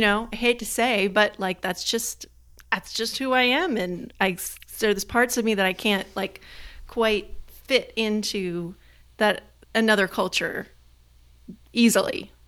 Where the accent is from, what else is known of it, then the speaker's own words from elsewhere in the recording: United States; as an American